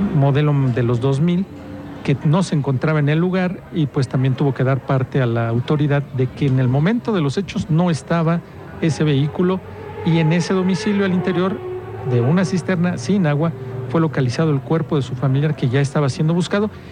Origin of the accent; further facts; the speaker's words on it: San Juan del Río, Querétaro, Mexico; porque soy de ahí